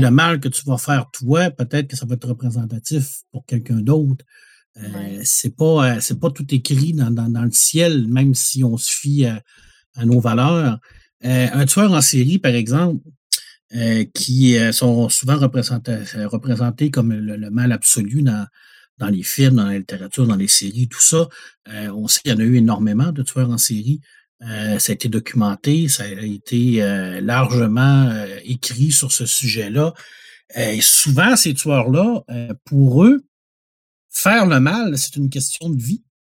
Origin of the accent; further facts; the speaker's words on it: Quebec, Canada; notre éducation en tant que Québécois, Québécoise, qui ont des racines dans, la chrétienté